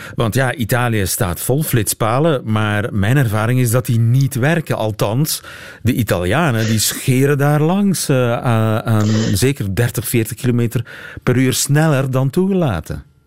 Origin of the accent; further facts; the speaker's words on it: Oudenaarde, Flanders, Belgium; ik kom uit Oudenaarde, is niet zo ver daar vandaan